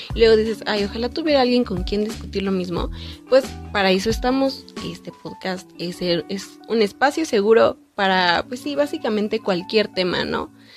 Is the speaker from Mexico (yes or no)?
yes; Mexico; soy de México